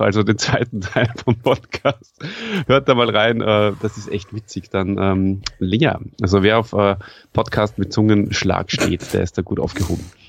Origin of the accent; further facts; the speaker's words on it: Salzburg, Austria; accent: Salzburger Schmäh; als Österreicher